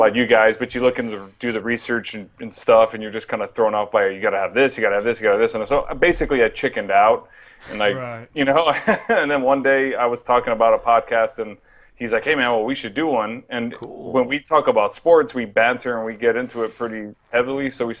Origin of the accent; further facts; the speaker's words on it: San Antonio, Texas, United States; I am actually from San Antonio, Texas.